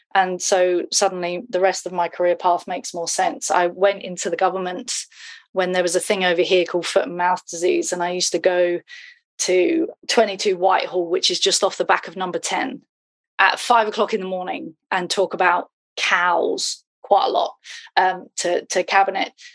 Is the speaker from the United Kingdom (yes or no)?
yes; United Kingdom; now in Twickenham, United Kingdom; I'm British.